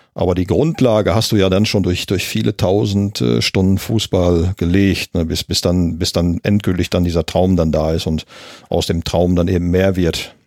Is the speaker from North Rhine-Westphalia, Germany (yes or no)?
yes; Gelsenkirchen, North Rhine-Westphalia, Germany; ich bin ja gebürtiger Gelsenkirchener, in Gelsenkirchen-Ückendorf geboren